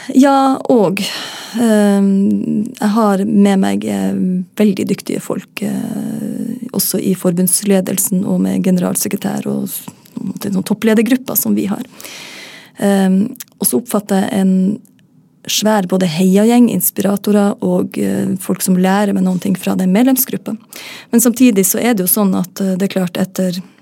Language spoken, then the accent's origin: Norwegian; Northern Norway, Norway; Nå er jeg nordlending